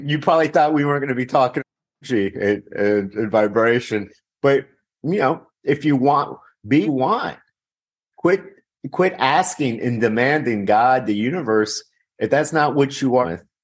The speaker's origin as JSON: {"language": "English", "town": "Miami", "region": "Florida", "country": "United States", "tie": "born or raised there", "said": "I'm actually from Miami, born in Miami"}